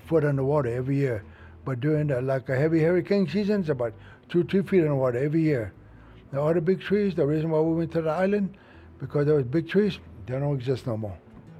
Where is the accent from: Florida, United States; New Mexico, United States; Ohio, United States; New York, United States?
Florida, United States; Highland tree island, Everglades; So that's when we moved from Castellapo all the way to that island. And that's where I was born, and most of our brothers and sisters.